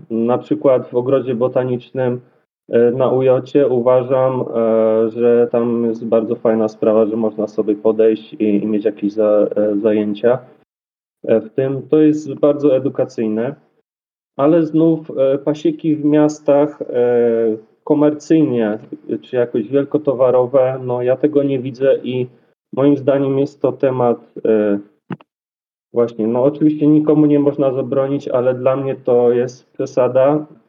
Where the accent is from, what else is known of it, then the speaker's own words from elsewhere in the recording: Dobra, Poland; also born or lived in Kraków; u siebie w Dobrej